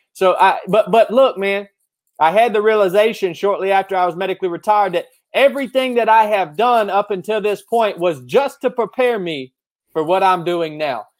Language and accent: English; North Georgia, United States; also born or lived in Appalachian Mountains; I grew up here in North Georgia